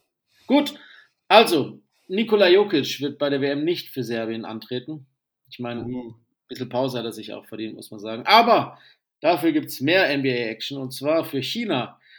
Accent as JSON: {"language": "German", "area": "the South", "region": "Southern Germany", "country": "Germany", "moved": "yes", "said": "ich ein Kind des Südens bin"}